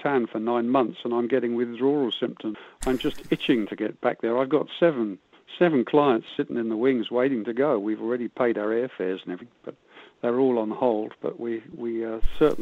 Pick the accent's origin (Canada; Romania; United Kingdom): United Kingdom; moved away as an adult; now in Cardrona, New Zealand; you can probably tell from my accent I wasn't born here, but I've been here longer than I ever lived over in the UK. So I'm definitely a Kiwi now.